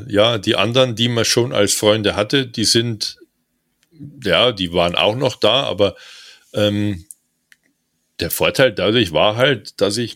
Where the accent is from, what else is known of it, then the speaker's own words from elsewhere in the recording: Bavaria, Germany; accent: Standard German; Äh, und dann bist du als Hochdeutscher in Bayern mit dem Namen … und stotterst. Weißt du, wie du als Kind in der Schule